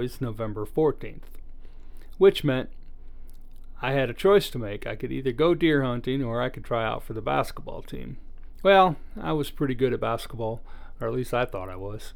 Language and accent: English; Michigan, United States; also born or lived in Iowa; I was born in Iowa, but we grew up in Michigan.